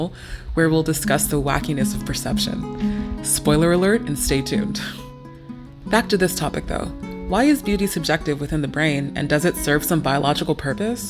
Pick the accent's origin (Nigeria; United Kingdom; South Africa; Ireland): Nigeria; I am Nigerian